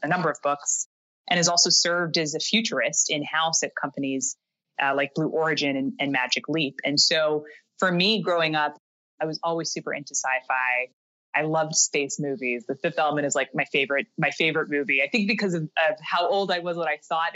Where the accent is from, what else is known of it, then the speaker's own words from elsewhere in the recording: Canada; moved away as an adult; now in New York, United States; I am originally from Canada